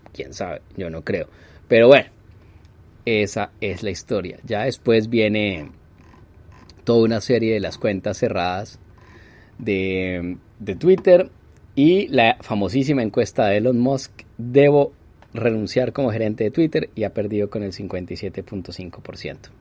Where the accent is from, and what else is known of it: Colombia